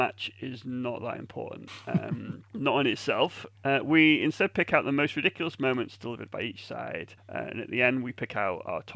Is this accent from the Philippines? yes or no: no; England, United Kingdom; I'm English